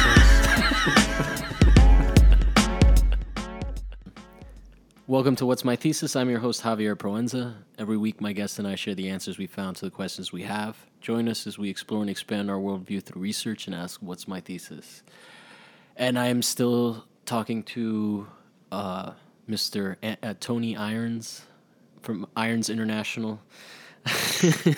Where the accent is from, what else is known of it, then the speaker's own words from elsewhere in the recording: Rome, Lazio, Italy; now in Los Angeles, United States; I grew up in Rome